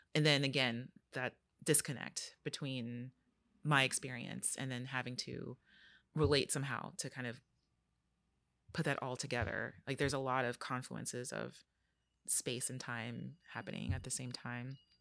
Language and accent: English; Los Angeles, California, United States; growing up in Los Angeles